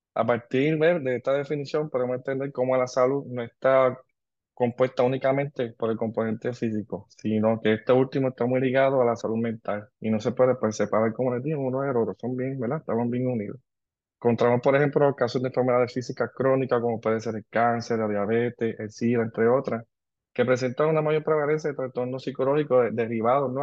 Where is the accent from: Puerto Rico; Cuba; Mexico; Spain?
Puerto Rico; Ponce; also born or lived in Antigua; soy de Ponce, eh, egresado de la Universidad de Puerto Rico de Ponce